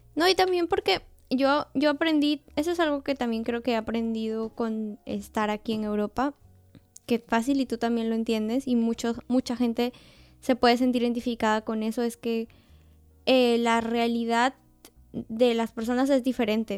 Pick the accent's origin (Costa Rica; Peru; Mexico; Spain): Peru; now in Austria; yo soy peruana